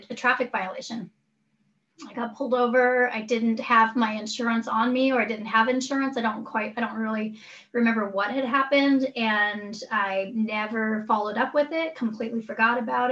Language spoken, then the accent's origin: English; Chitina, Alaska, United States; also born or lived in Igiugig; my family's from Igigig. I grew up in Chitna